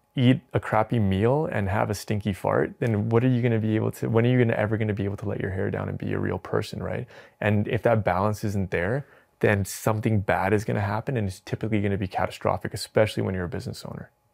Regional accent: Edmonton, Alberta, Canada; moved away; also born or lived in Calgary; I was raised in Edmonton

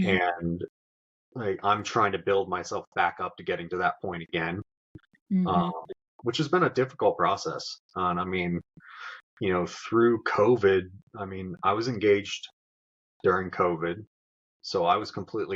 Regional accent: Florida, United States; moved away as an adult; also born or lived in Charlotte; it's where I was born and raised

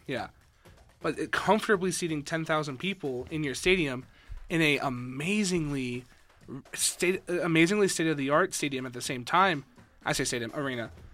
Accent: Las Vegas, Nevada, United States; moved away as an adult; now in Reno, United States; being from Vegas, also, hi, I'm from Vegas.

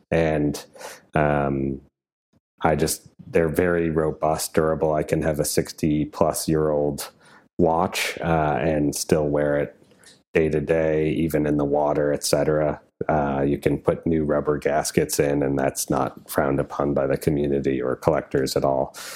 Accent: Wisconsin, United States; I'm from Wisconsin

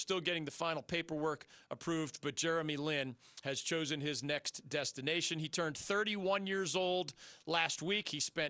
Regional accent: Philadelphia, Pennsylvania, United States; now in North Carolina, United States; only because I grew up in Philly do I understand this geography.

